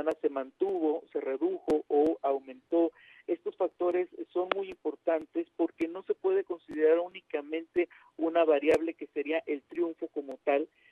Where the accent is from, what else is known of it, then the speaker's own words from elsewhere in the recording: Mexico; Como decimos los mexicanos